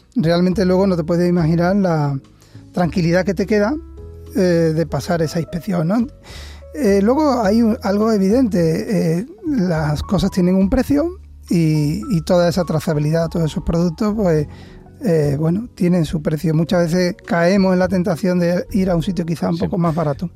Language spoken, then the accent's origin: Spanish; Seville, Andalusia, Spain; Nunca abandoné Sevilla, soy sevillano